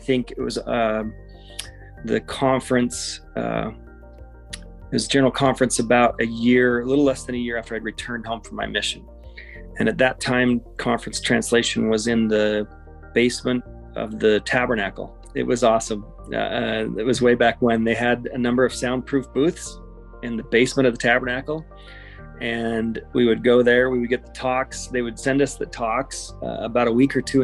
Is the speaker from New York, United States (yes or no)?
no; Salt Lake City, Utah, United States; I was born and raised in Salt Lake City